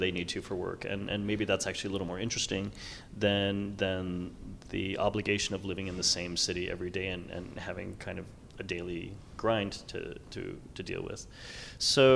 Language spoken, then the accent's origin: English; New York, United States; now in Los Angeles, United States; I'm from New York